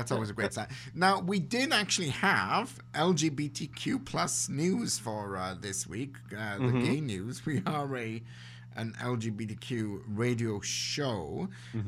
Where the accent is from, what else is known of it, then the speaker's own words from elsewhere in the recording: Wales, United Kingdom; now in Canada; as a Welshman